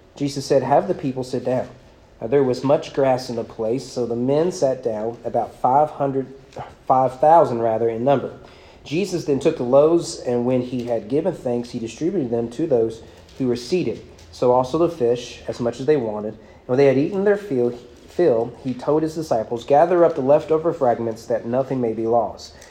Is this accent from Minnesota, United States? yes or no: no; Owen County, Kentucky, United States; I'm from Owen County Public Schools.